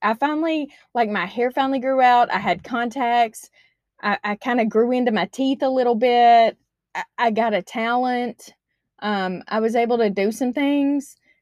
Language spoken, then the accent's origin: English; Arkansas, United States; moved away as an adult; now in Washington, United States; I'm from Arkansas.